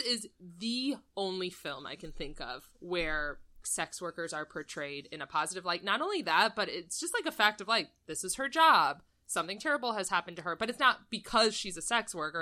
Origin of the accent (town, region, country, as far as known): United States